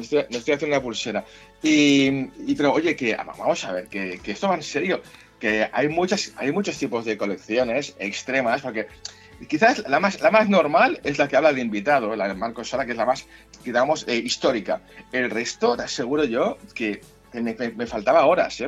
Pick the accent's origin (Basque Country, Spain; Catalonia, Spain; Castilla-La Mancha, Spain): Catalonia, Spain; yo soy catalán